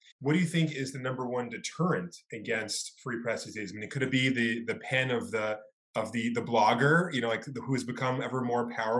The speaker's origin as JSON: {"language": "English", "town": "New York City", "region": "New York", "country": "United States", "tie": "born or raised there", "said": "I grew up in Brooklyn"}